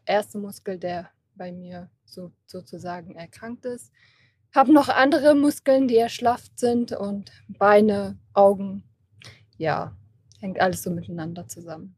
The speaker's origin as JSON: {"language": "German", "town": "Kassel", "region": "Hesse", "country": "Germany", "said": "ich komme aus Kassel"}